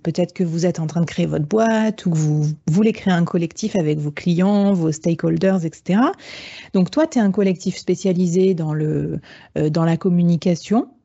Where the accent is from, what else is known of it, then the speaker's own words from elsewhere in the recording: Bordeaux, Nouvelle-Aquitaine, France; je suis bordelaise